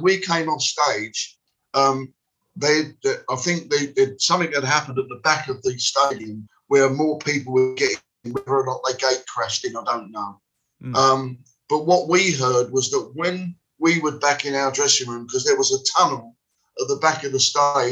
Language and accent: English; London, United Kingdom; I come from West Ham